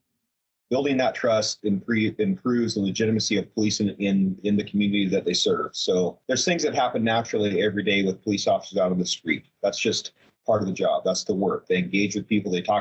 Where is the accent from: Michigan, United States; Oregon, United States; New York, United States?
Oregon, United States; Portland; moved away as an adult; now in Bend, United States; I was born and raised in Portland, so on the non-sunny side of the mountains.